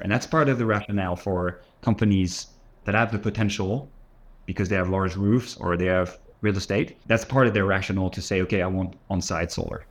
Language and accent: English; south of France, France; moved away as an adult; also born or lived in Paris, France; I was born in France, grew up in the south of France, moved to Paris to study